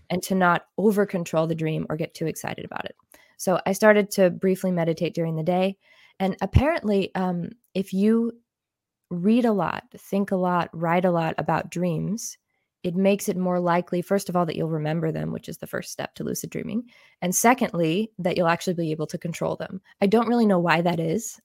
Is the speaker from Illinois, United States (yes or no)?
yes; Illinois, United States; moved away as an adult; also born or lived in Germany; now in Switzerland; I'm actually from the United States. I grew up in Illinois